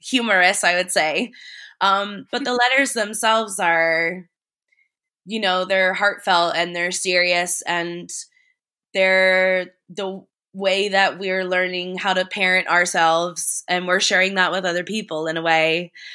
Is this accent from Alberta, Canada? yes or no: no; Paris, Ontario, Canada; moved away as an adult; also born or lived in London; now in Paris, Canada; we're in my hometown now